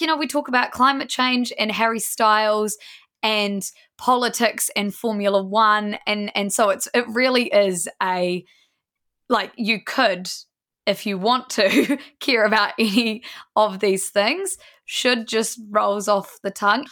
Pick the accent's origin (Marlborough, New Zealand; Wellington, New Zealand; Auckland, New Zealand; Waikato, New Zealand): Marlborough, New Zealand; Blenheim; We're all from Blenheim, small town New Zealand, and have been best friends since we're about fifteen.